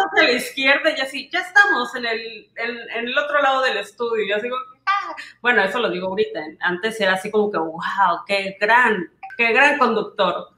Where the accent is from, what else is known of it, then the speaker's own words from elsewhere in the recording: Villahermosa, Tabasco, Mexico; me siento en, en Tabasco, en Villahermosa, donde yo crecí